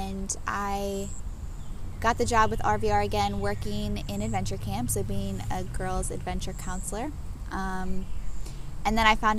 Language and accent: English; Namibia; born there; But I was born in Namibia, which is in Africa, not South Africa, because everyone automatically assumes South Africa, but Namibia is its own country, and it's right above South Africa.